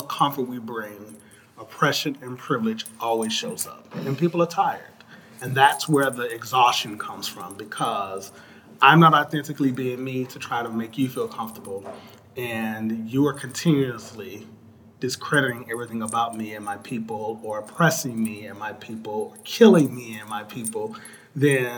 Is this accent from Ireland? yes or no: no; Chicago, Illinois, United States; I'm from Chicago. Poor kid growing up on the south side of Chicago, extended family.